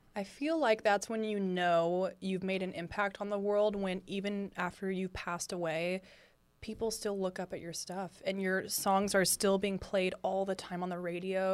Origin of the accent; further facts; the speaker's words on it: Lafayette, California, United States; now in Los Angeles, United States; I'm from Lafayette, California